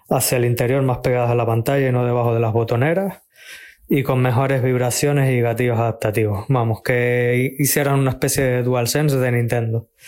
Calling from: Alicante, Valencian Community, Spain; de Alicante.

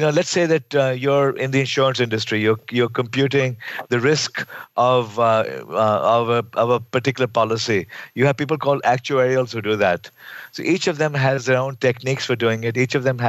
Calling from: California, United States; I'm calling in from Silicon Valley. I'm now at Carnegie Mellon University in Silicon Valley.

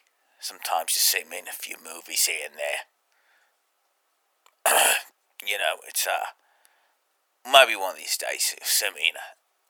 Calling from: London, United Kingdom; Oh, I'm calling from London.

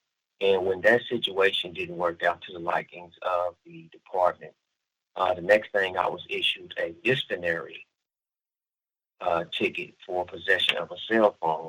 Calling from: California, United States; I am the founder of the United Black Family Scholarship Foundation, and I'm calling you from Solano State Prison in Northern California.

